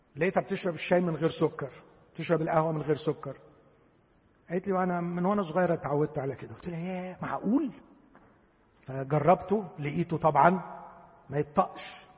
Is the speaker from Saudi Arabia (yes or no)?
no; Upper Egypt, Egypt; انا صعيدي